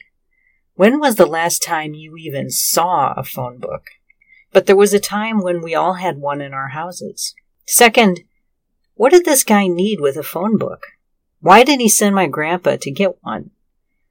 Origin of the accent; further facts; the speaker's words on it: Joliet, Illinois, United States; my hometown of Joliet